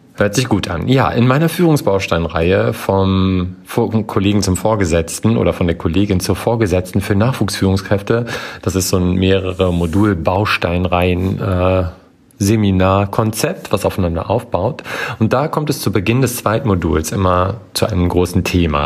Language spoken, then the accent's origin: German; Germany; bei uns in Deutschland